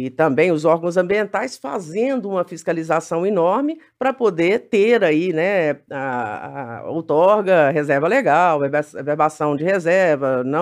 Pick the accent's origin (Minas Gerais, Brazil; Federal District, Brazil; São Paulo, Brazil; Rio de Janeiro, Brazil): Minas Gerais, Brazil; Uberaba; moved away as an adult; eu vim de Uberaba, eu tinha 23 anos, né? Eu vim de Uberaba